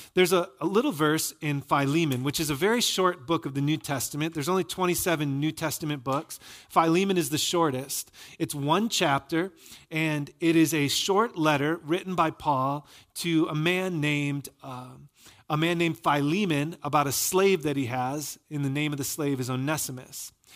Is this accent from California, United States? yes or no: no; Michigan, United States; moved away; I'm from Michigan